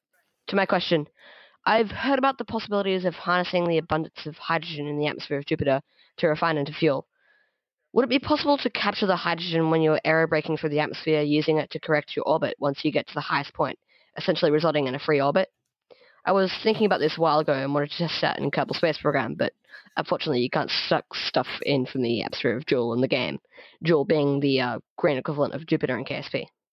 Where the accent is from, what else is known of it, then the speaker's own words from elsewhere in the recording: Hobart, Tasmania, Australia; Hello, I'm from Hobart in Tasmania